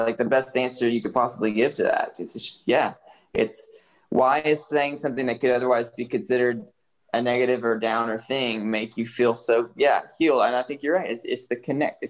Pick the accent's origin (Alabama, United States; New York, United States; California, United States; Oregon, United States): Alabama, United States; Huntsville; also born or lived in South Africa; now in Nashville, United States; I'm from Huntsville, Alabama